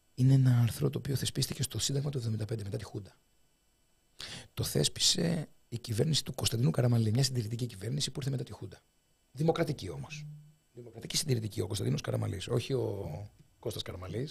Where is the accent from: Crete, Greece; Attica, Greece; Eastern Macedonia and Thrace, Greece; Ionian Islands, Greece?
Ionian Islands, Greece; Kefalonia; moved away; Στο Πανεπιστήμιο Ιωνίου, στην Κεφαλονιά, στην ιδιαίτερη πατρίδα μου